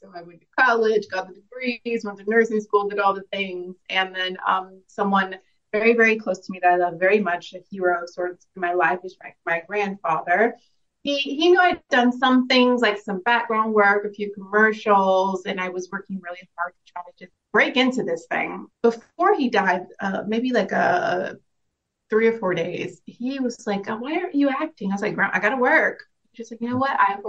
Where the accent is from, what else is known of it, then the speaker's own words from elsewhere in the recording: Dallas, Texas, United States; now in Madrid, Spain; I come from Dallas, Texas, born and raised, but I'm a military brat, so I've been a little bit of everywhere. Currently in Madrid, Spain